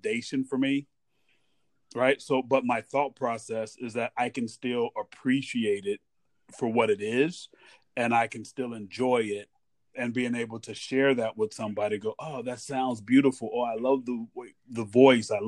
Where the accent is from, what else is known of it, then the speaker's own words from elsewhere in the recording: United States; also born or lived in Hawaii; as an American